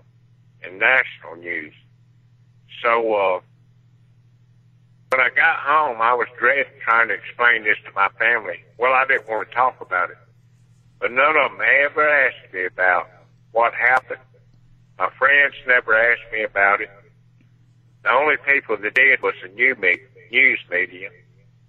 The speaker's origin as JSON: {"language": "English", "town": "Laurel", "region": "Mississippi", "country": "United States", "tie": "born or raised there", "moved": "yes", "said": "my hometown, Laurel, Mississippi"}